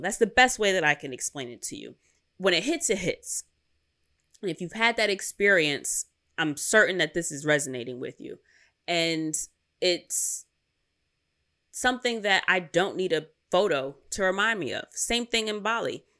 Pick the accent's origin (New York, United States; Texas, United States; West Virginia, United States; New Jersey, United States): New York, United States; New York City; I'm from Queens, and we ain't got no mountains here